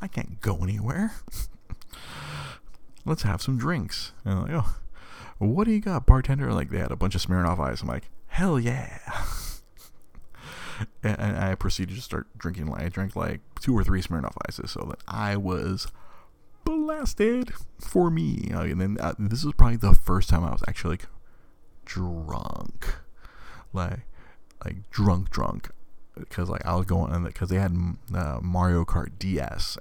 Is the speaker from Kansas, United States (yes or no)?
no; Monterey Park, California, United States; I grew up in Monterey fucking Park